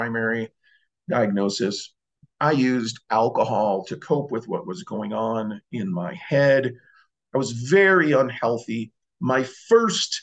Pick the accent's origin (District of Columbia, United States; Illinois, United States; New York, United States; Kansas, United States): Illinois, United States; Cicero; I grew up in Chicago, Cicero